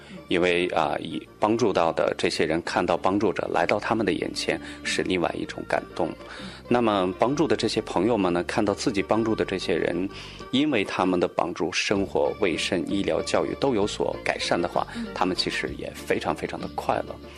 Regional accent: Qumarleb, Qinghai, China; Chinese is a second language; moved away; also born or lived in Beijing; 其实我的家乡就比较远，呃，在青海玉树。

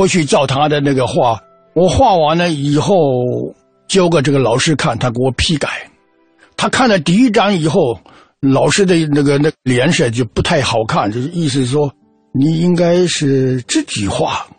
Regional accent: Xianyou, Fujian, China; also born or lived in Putian; 我三岁的时候，就全家就到了仙游。

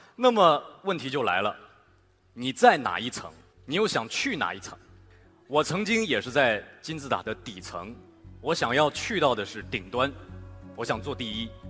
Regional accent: Shanghai, China; 可能因为我是一个上海人

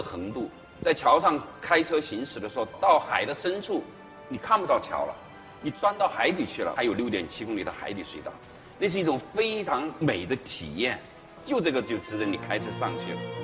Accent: China; 我们中国人

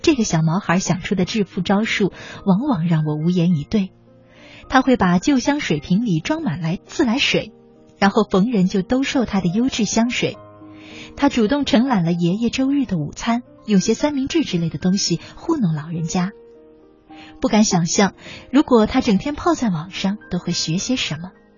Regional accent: China; 我们中国人

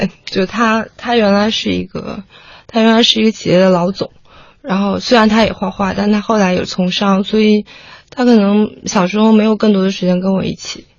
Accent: Fuzhou, Fujian, China; 对，我是福州人。

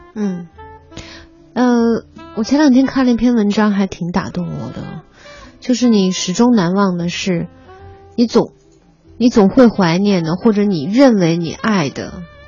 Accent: Xi'an, Shaanxi, China; moved away; 我小的时候，在西安的时候

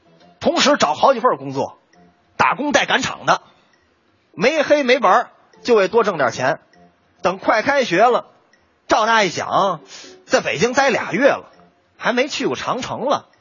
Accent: Tianjin, China; 这是我们天津人那修自行车了。

